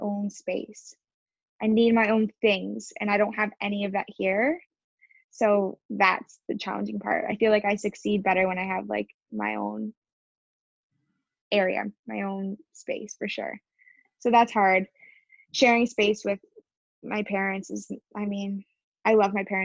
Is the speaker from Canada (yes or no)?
yes; Windsor, Ontario, Canada; I haven't been in Windsor, like in my hometown, for more than I'd say 8 days